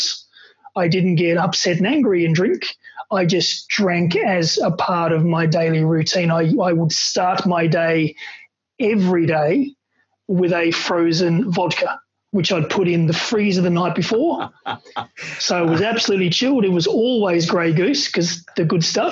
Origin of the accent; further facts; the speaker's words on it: Australia; being an Aussie and when you're from Australia